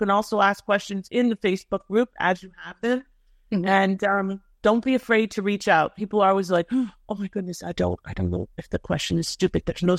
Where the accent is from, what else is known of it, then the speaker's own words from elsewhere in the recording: Thornhill, Ontario, Canada; I'm a Toronto girl, you know. {S0} Yeah. {S1} I grew up in Thornhill.